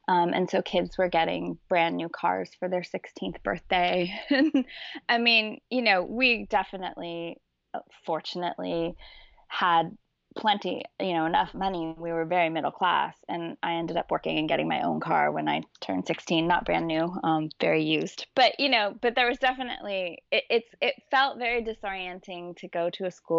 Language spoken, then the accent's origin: English; Los Angeles, California, United States; also born or lived in Santa Barbara; I grew up in Los Angeles